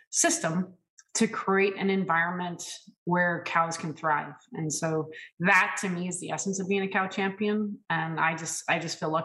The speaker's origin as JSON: {"language": "English", "region": "California", "country": "United States", "also_born_or_lived": "Ohio", "moved": "yes", "said": "Spent 5 years in my home state of California practicing as a dairy practitioner"}